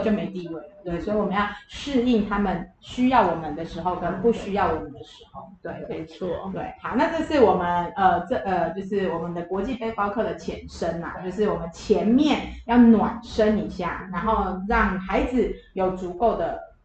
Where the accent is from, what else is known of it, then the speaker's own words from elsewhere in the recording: Taiwan; 因为我们是台湾人嘛